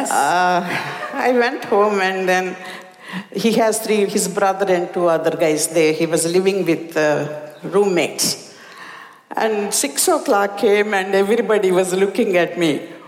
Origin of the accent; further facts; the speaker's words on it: India; moved away as an adult; now in United States; As an Indian woman, even though a little bit educated, my parents said, I think this guy would be good for you.